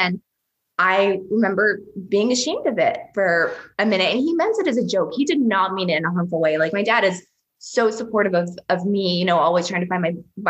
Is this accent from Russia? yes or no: yes; Russia; born there; And I was like, well, I was born in Russia, and my dad is Persian.